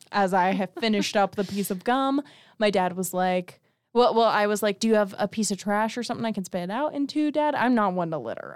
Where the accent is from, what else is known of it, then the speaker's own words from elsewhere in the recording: Las Vegas, Nevada, United States; moved away; I'm from Vegas